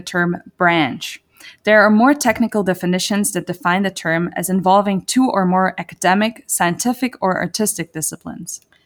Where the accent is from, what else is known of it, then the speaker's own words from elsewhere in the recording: Zurich, Switzerland; moved away as an adult; now in United States; I am born and raised on the other side of the Atlantic, more precisely in the beautiful city of Zurich, Switzerland.